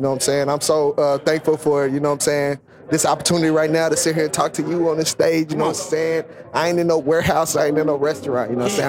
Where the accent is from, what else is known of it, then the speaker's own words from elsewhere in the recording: Dallas, Texas, United States; also born or lived in Gary, Indiana; I'm from Gary, Indiana, but I was raised down here in Dallas.